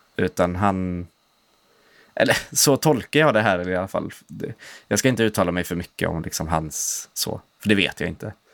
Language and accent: Swedish; Sweden; jag är inte svensk i första hand